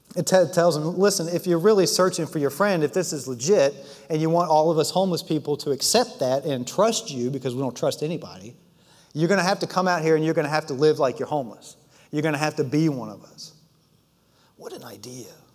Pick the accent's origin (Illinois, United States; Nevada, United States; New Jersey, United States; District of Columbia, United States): District of Columbia, United States; Washington; we grew up in the Washington, D.C. area in the suburbs of D.C.